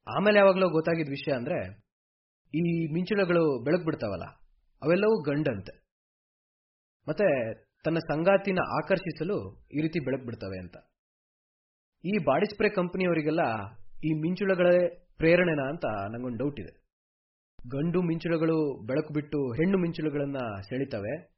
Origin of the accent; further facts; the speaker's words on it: a village in Koppa taluk, Chikkamagaluru district, Karnataka, India; ನಮ್ದು ಚಿಕ್ಕಮಗಳೂರು ಜಿಲ್ಲೆ ಕೊಪ್ಪ ತಾಲೂಕಲ್ಲಿರೋ ಒಂದು ಊರು